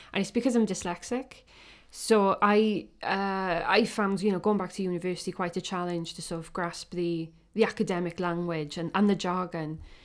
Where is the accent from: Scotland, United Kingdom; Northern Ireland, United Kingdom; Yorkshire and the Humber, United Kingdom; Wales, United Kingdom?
Wales, United Kingdom; Welsh; I'm a Welsh, um, photographer or artist that uses photography